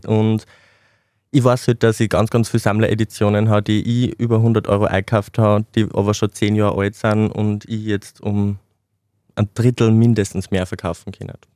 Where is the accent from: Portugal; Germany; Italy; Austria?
Austria; Mollmannsreit, Upper Austria; moved away as an adult; now in Linz, Austria; Ich komme ursprünglich aus Mollmannsreit, das ist ein kleines Dorf im Bezirk Rohrbach im Mühlviertel